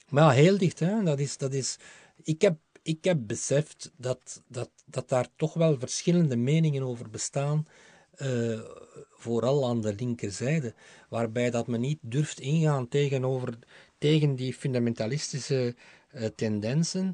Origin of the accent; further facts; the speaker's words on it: Aalst, Flanders, Belgium; now in Brussels, Belgium; Het is mijn geboortestad